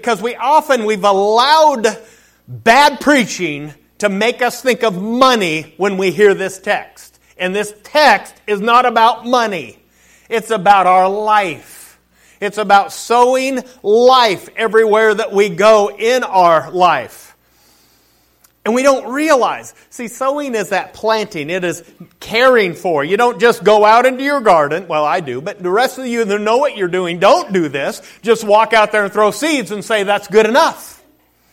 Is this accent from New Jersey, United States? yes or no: no; Colville, Washington, United States; moved away; Colville is my hometown. I'm born and raised there.